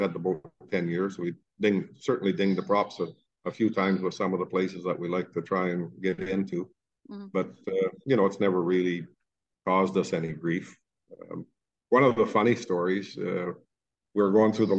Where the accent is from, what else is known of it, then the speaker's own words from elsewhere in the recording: Canada; we're Canadian citizens